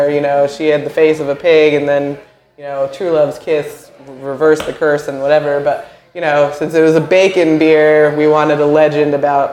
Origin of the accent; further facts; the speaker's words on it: Vermont, United States; moved away as an adult; now in Nashville, United States; I'm from Vermont, where, you know, we have a really rich craft beer culture